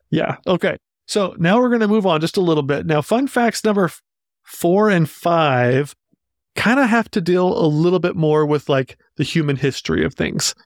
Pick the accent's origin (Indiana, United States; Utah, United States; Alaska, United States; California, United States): Utah, United States; we're from Utah